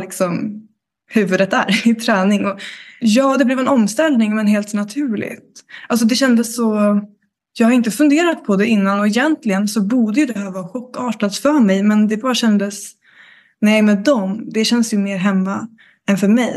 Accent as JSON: {"language": "Swedish", "town": "Karlskrona", "region": "Blekinge", "country": "Sweden", "also_born_or_lived": "Stockholm", "moved": "yes", "said": "jag kommer från Blekinge, Karlskrona"}